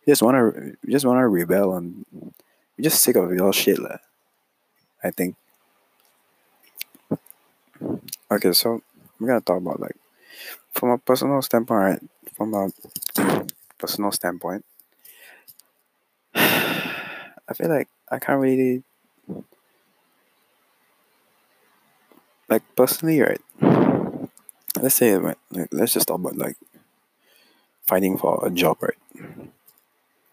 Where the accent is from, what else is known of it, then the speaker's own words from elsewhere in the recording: Singapore; I'm Singaporean, though.